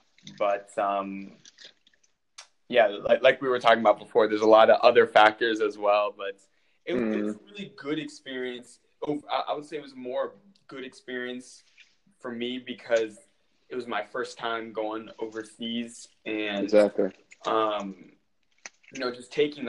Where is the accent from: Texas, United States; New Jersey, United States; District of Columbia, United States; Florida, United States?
District of Columbia, United States; Washington; my friend who is actually from my hometown in the Washington, D.C. area, he was a goalkeeper as well